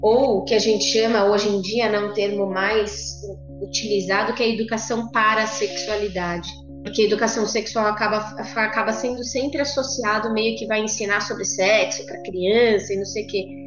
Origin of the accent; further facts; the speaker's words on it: São Paulo, Brazil; Eu sou de São Paulo, mas faz três semanas que mudei para o interior aqui de São Paulo